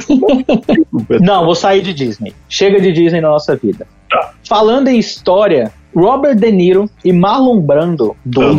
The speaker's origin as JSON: {"language": "Portuguese", "town": "Itabira", "country": "Brazil", "tie": "born or raised there", "said": "lá na minha cidade, em Itabeira, no caso aqui que eu estou hoje em Itabeira"}